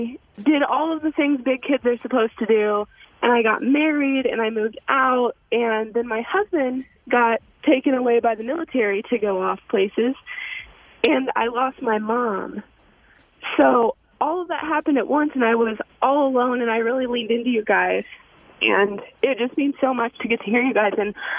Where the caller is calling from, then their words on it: Springfield, United States; I'm calling from Springfield, and I know probably everybody says this